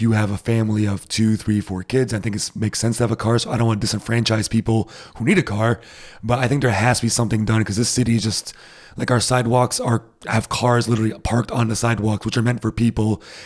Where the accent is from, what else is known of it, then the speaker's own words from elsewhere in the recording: Rhode Island, United States; now in Berlin, Germany; I'm from Rhode Island